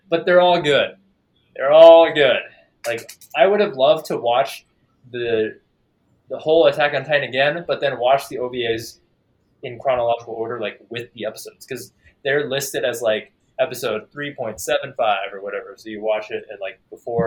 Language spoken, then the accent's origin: English; Texas, United States; I grew up in Texas, and there was a decent amount of Asians